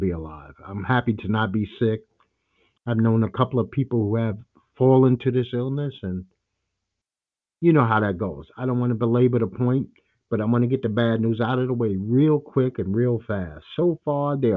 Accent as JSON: {"language": "English", "region": "New York", "country": "United States", "tie": "born or raised there", "said": "I'm a lifelong New Yorker"}